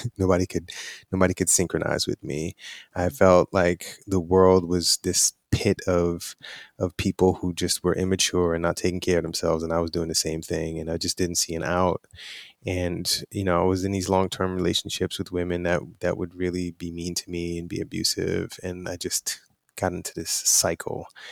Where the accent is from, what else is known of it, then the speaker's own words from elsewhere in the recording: New York City, New York, United States; I'm from Brooklyn, New York.